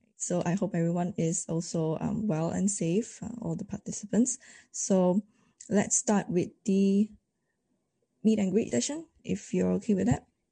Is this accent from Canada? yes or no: no; Malaysia; I'm from Malaysia